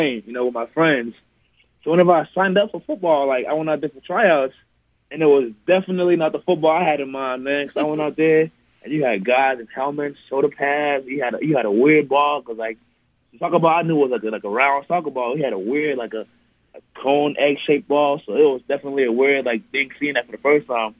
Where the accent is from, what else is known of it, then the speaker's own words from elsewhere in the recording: Nigeria; now in El Paso, United States; growing up in Nigeria. It was definitely even better coming to America